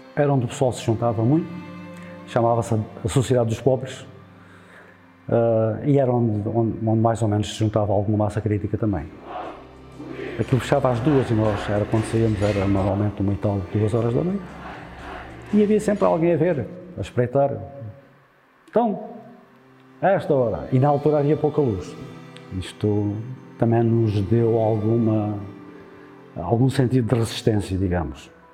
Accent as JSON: {"language": "Portuguese", "town": "Vila Verde de Ficalho", "region": "Alentejo", "country": "Portugal", "tie": "born or raised there", "said": "nasci aqui em Vila Verde Ficalho a 4"}